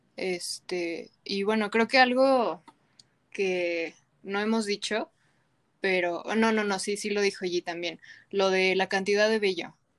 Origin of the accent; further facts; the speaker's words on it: Mexico; nos sentimos nosotras como mexicanas